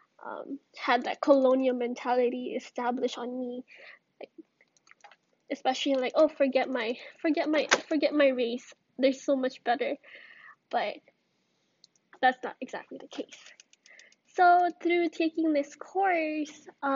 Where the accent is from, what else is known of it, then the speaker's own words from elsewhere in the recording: United States; first language Ilocano; Filipinx American, growing up to be a Filipina America, I struggled to really grasp my Filipino heritage